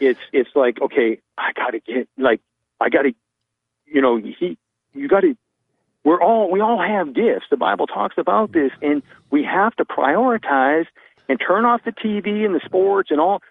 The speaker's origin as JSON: {"language": "English", "town": "Vancouver", "region": "British Columbia", "country": "Canada", "moved": "yes", "lives_now": "Callahan, United States", "said": "I'm from Vancouver, British Columbia."}